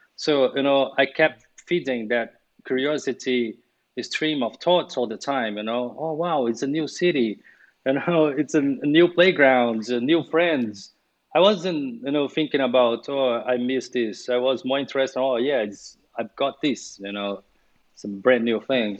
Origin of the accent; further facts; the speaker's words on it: Brazil; English is a second language; moved away as an adult; also born or lived in London, United Kingdom / Sweden; I was born and raised in Brazil.